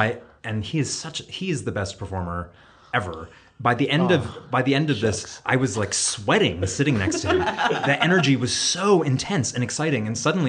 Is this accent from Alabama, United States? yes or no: no; Cooperstown, New York, United States; I grew up in Cooperstown, like 10 minutes from Glimmerglass.